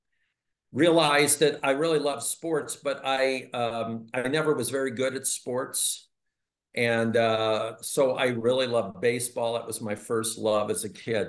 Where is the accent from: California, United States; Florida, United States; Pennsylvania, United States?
Pennsylvania, United States; Philadelphia; I was born in Philadelphia, Pennsylvania